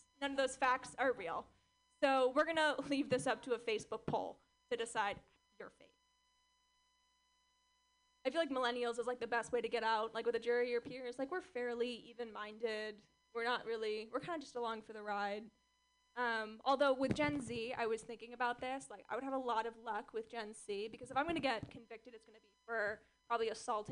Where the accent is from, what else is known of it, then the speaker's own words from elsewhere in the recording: Orange County, California, United States; I grew up in Orange County, California, which is strange.